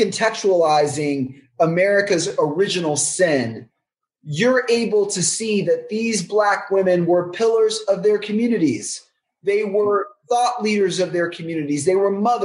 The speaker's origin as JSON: {"language": "English", "region": "Texas", "country": "United States", "said": "I'm Black from Texas"}